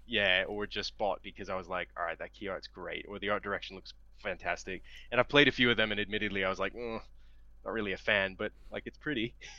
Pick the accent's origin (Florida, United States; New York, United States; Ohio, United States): Ohio, United States; Cleveland; moved away as an adult; now in Australia; I'm originally from Cleveland, Ohio, in the U.S.